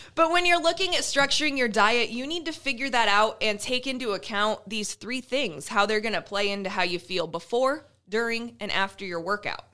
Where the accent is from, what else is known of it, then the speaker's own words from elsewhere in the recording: Iowa, United States; now in Nebraska, United States; I'm from Iowa